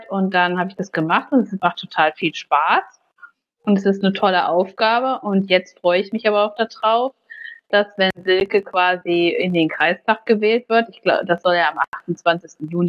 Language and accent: German; Baunatal, Hesse, Germany; dann habe ich mich aber letztendlich für meine Heimatstadt entschieden und habe gesagt, hier in Baunatal kann man gestalten